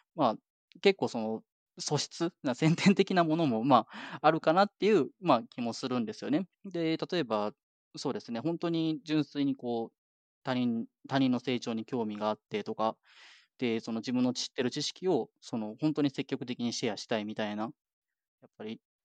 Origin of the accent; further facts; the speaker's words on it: Japan; moved away as an adult; now in Canada; 日本で生まれ育ってる